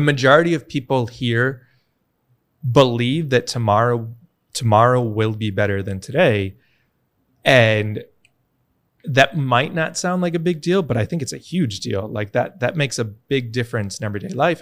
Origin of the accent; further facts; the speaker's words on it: New York, United States; moved away as an adult; now in El Salvador; I'm from New York originally